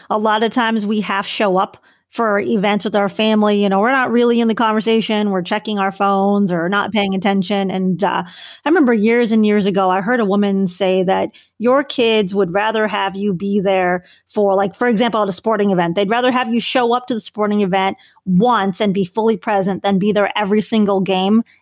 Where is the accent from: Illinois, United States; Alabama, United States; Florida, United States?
Illinois, United States; Chicago; So I'm a Bears fan from Chicago